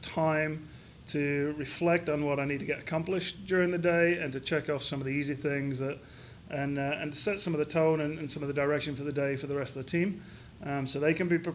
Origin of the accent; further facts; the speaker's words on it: Crofton, Yorkshire and the Humber, United Kingdom; also born or lived in Edinburgh, Scotland; now in Columbus, United States; I grew up in Yorkshire in the north of England in a very small mining town called Crofton